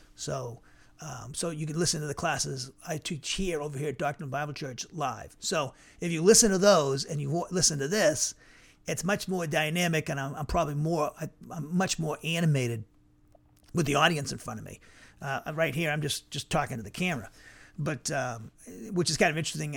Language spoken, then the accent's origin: English; Norwood, Massachusetts, United States; moved away; also born or lived in Cedar Rapids, Iowa; my hometown, in Norwood, Massachusetts